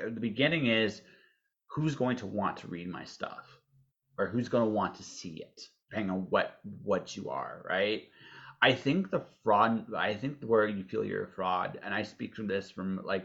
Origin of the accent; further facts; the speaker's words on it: Canada; we're Canadian